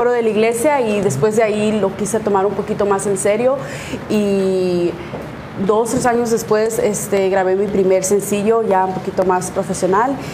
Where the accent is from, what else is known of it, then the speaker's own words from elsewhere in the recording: Sonora, Mexico; y más que yo soy de Sonora, entonces allá pura banda y puros corridos, sí.